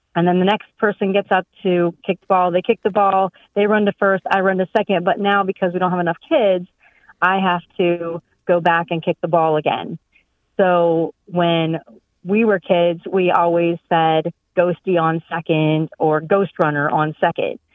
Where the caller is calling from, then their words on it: Bloomsburg, Pennsylvania, United States; I'm calling from Bloomsburg, Pennsylvania